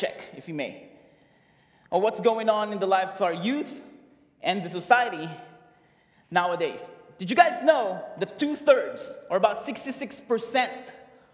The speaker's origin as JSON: {"language": "English", "country": "Philippines", "moved": "yes", "lives_now": "United States", "said": "I moved here in 2012 from the Philippines. As you can tell, I'm Filipino"}